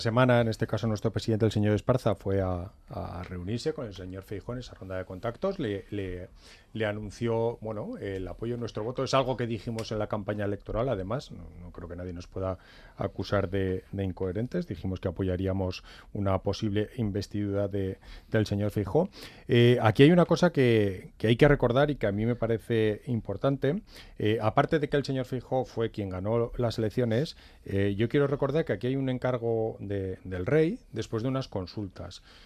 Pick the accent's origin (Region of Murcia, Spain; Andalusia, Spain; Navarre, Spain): Navarre, Spain; yo soy navarro, soy español